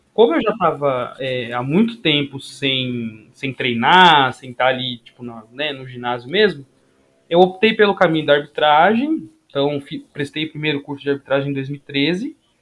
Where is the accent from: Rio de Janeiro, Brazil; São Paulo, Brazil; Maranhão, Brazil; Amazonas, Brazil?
São Paulo, Brazil; Guarulhos; also born or lived in Limeira; eu sou de Guarulhos, da, da terra do aeroporto